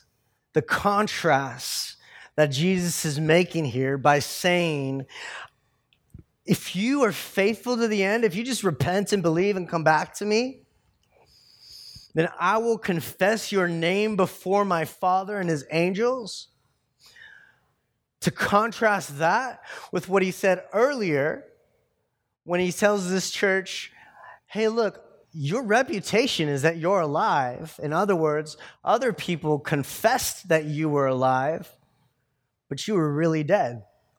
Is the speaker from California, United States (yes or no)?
yes; California, United States; born there; I was born in California, and so therefore I'm American.